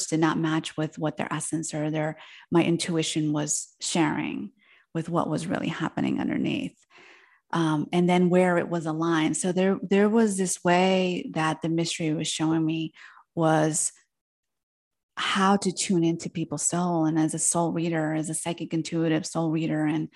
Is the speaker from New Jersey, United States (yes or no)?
yes; New Jersey, United States; first language Spanish; English is a second language; I was born in New Jersey, where I grew up, and my parents, being from Argentina, they moved there just before I was born